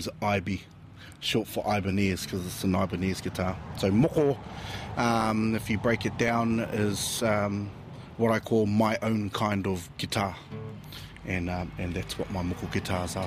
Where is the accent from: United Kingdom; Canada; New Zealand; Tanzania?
New Zealand; Gisborne; also born or lived in Manutuke; now in Mount Maunganui, New Zealand; I was born and raised there in Gisborne, in Kaiti